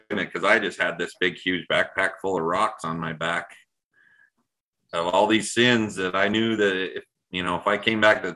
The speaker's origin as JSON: {"language": "English", "region": "Utah", "country": "United States", "tie": "born or raised there", "said": "I was raised in Utah"}